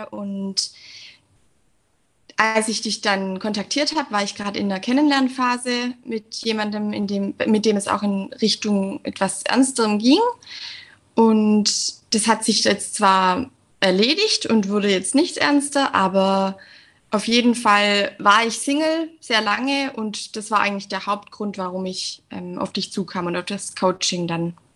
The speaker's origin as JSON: {"language": "German", "region": "Southern Germany", "country": "Germany", "said": "ich bin 29 Jahre alt, ich komme aus dem Süden von Deutschland und ich bin Lehrerin."}